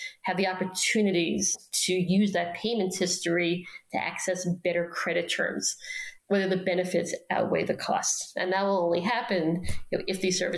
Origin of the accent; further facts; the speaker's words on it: New York City, New York, United States; moved away; In my own neighborhood where I grew up in Queens